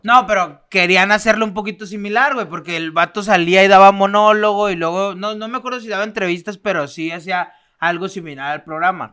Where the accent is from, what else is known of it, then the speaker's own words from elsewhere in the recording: Mexico; also born or lived in Torreón; somos mexicanos